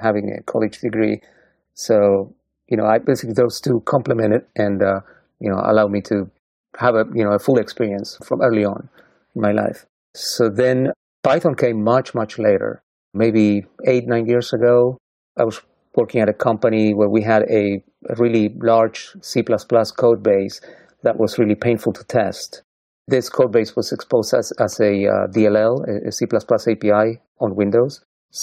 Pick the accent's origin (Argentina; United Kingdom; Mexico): Argentina; moved away as an adult; now in Portland, United States; I'm from Argentina